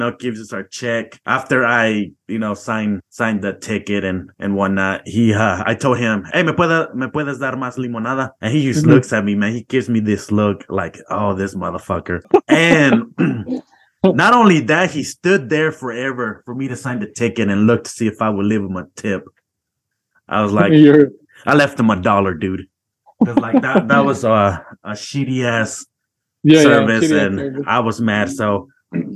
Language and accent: English; Georgia, United States; moved away; also born or lived in Missouri; I grew up in Georgia, and we used to go to the pulga a lot during the weekends